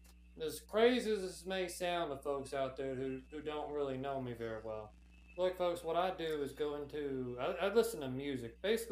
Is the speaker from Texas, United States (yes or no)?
yes; Texas, United States; I'm from Texas.